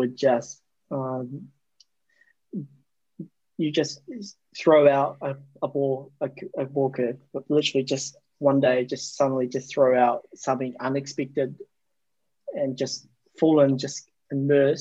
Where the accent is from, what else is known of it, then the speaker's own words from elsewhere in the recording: New Zealand; I grew up in New Zealand